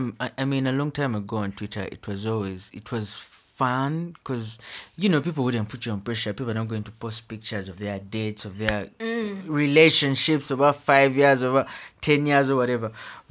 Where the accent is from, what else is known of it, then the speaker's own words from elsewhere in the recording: Buganda, Uganda; I'm a Muganda from the Njovu clan.